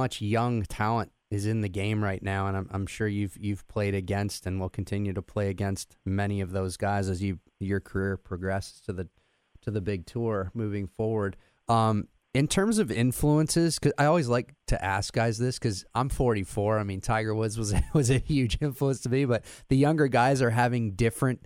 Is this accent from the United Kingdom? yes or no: no; Canada; moved away; I'm from Canada originally